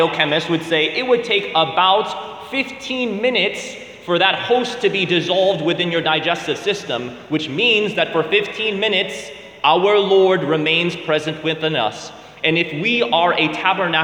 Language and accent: English; United States; I was born here in the States, but my parents and my brother, they're naturalized citizens